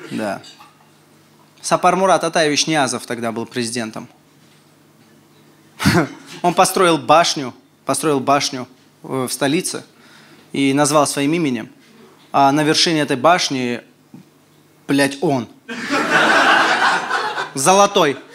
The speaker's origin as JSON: {"language": "Russian", "country": "Armenia", "said": "Я армянин приехал такой"}